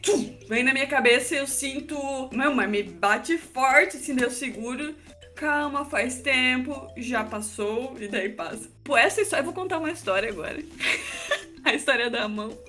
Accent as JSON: {"language": "Portuguese", "region": "Santa Catarina", "country": "Brazil", "said": "vim de Santa Catarina também"}